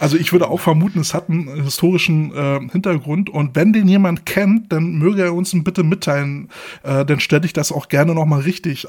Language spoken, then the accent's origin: German; Berlin, Germany; als gebürtiger Berliner